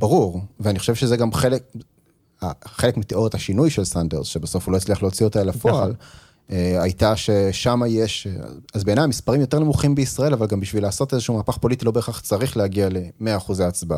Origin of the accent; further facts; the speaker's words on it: Israel; כישראלי, שאני אף פעם לא הייתי בארצות הברית